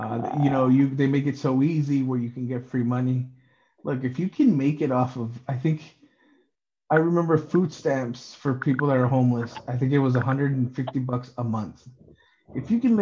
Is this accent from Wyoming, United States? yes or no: yes; Wyoming, United States; I grew up in Wyoming.